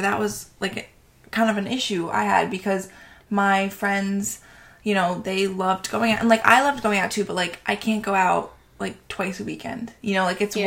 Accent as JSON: {"language": "English", "area": "Long Island", "region": "New York", "country": "United States", "said": "from Long Island, New York"}